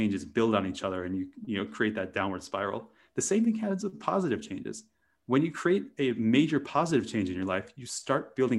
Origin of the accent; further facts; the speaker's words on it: Wisconsin, United States; growing up in Wisconsin in a very rural area